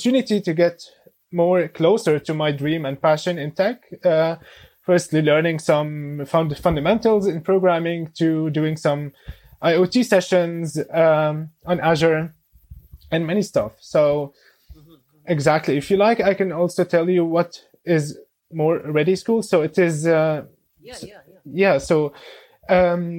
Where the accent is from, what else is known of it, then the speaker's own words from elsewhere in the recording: Damascus, Damascus Governorate, Syria; now in Berlin, Germany; I'm originally from Syria, from Damascus. I came to Germany in 2013 together with my family